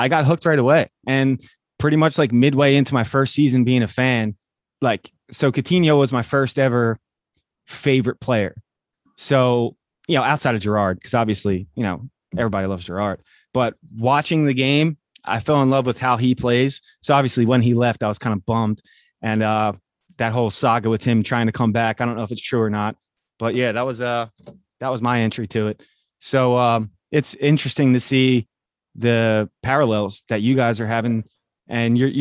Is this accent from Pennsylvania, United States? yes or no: yes; Philadelphia, Pennsylvania, United States; I'm from Philly